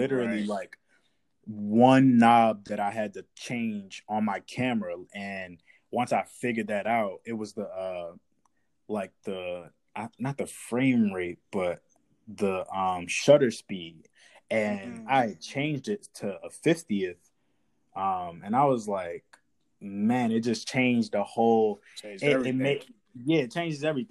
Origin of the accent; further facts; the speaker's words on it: Washington, District of Columbia, United States; moved away as an adult; now in Atlanta, United States; I'm from Washington, D.C. I'm born and raised there. Right now, I'm based in Atlanta